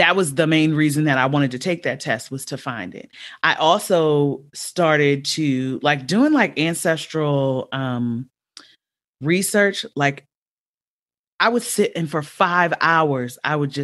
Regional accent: Los Angeles, California, United States; also born or lived in Baltimore, Maryland; I grew up

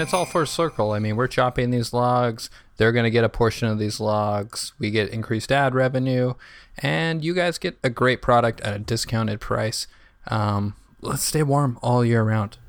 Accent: New York City, New York, United States; I'm from Brooklyn

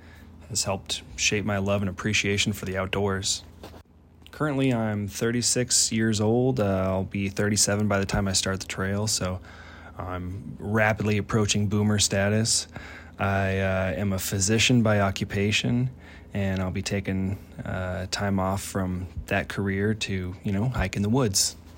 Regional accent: Paradise, California, United States; now in San Antonio, United States; from San Antonio, Texas, where I've lived for the last 4 years. But originally, I hail from a small town in Northern California called Paradise. It's in the foothills of the Sierra Nevadas, and that's where I grew up

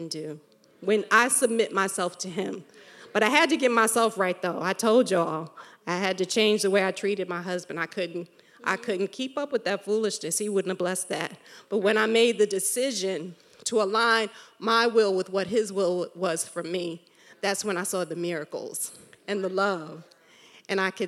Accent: New York, United States; I grew up in New York

